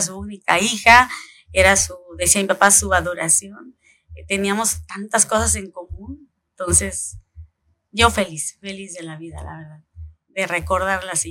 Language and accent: Spanish; Coyuca de Benítez, Guerrero, Mexico; also born or lived in Acapulco / Chilpancingo; Nací en Acapulco, un veinticinco de noviembre del ochenta y cinco, ya hace algunos añitos. Eh, mi infancia, eh, toda mi infancia la viví en Coyuca de Benítez